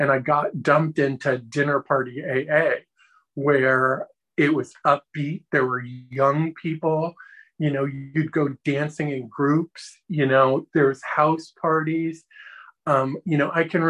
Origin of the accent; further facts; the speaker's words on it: Tampa, Florida, United States; also born or lived in California; we moved from California to this town in Florida that had one stoplight in it. And it was devastating for me as a 13-year-old kid